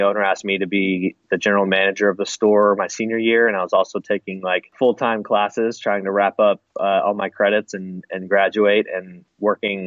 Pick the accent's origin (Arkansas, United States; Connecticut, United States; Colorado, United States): Arkansas, United States; moved away; I grew up in Arkansas